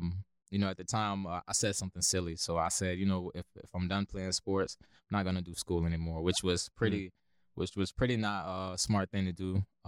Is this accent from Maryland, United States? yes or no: no; Lakeland, Florida, United States; So I grew up, actually was born and raised in Lakeland, Florida. So really a Polk County true breed.